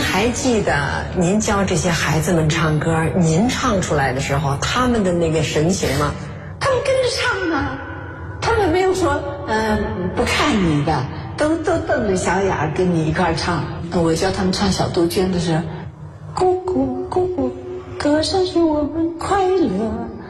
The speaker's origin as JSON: {"language": "Chinese", "area": "Malan Village", "region": "Hebei", "country": "China", "tie": "born or raised there", "moved": "yes", "said": "我的故乡，我出生的地方，而且养育我的地方"}